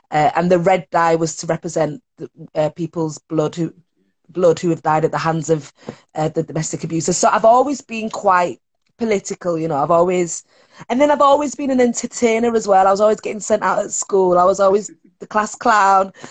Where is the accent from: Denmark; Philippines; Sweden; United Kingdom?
United Kingdom; Leeds, Yorkshire and the Humber; Look, I grew up in Leeds You know what I mean?